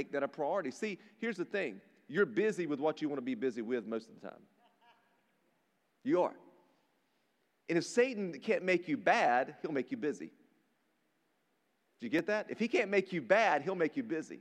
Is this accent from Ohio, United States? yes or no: no; rural North Carolina, United States; I grew up in rural North Carolina, if you can't tell by my accent